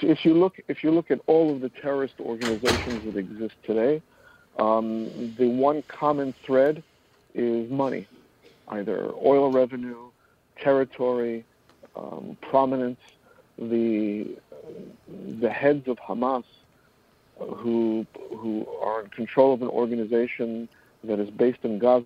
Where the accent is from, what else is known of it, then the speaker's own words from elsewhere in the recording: New York City, New York, United States; also born or lived in Middle East; I'm born and bred in New York City. My parents were escaped the Holocaust and made it to Palestine before it was Israel. And from Israel, they came here. And I spent quite a bit of years in the Middle East.